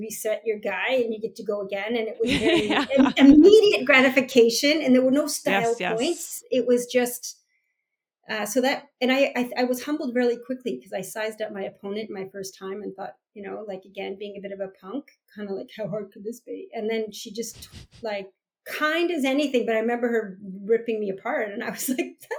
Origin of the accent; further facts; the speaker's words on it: Canada; the national pride of being a Canadian